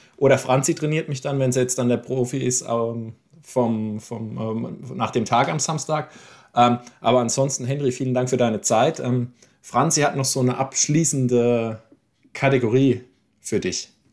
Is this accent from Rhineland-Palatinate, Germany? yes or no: yes; Landau, Rhineland-Palatinate, Germany; ich bin ja der einzige gebürtige Landauer von uns dreien hier